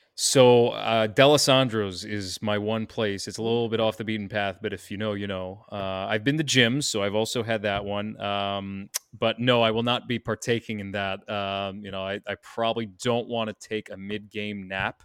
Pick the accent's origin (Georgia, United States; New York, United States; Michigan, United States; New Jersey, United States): New York, United States; I'm a New Yorker.